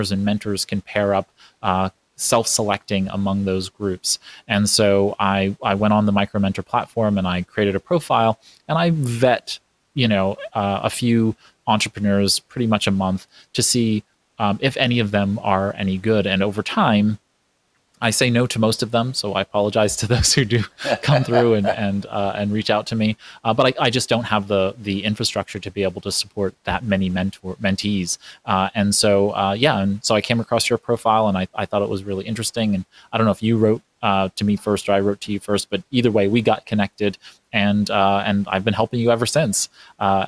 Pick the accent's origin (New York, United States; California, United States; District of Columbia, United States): New York, United States; New York City; while I wasn't born in New York, I'm a New Yorker. I was raised in Brooklyn, New York